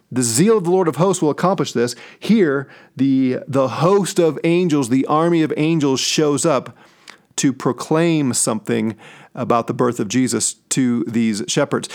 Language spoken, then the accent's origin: English; St. Louis, Missouri, United States; now in Colorado Springs, United States; I'm from Saint Louis, and I'm a huge Saint Louis Cardinals fan.